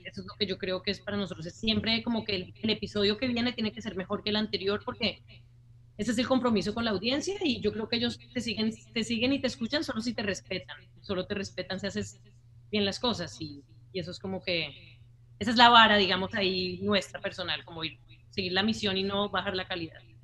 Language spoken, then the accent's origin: Spanish; Colombia; moved away; also born or lived in United States; en nuestro país, pues en Colombia, ya que ambos somos colombianos